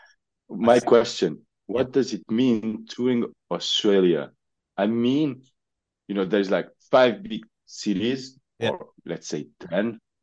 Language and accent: English; Switzerland; We are from Switzerland. We're from Switzerland.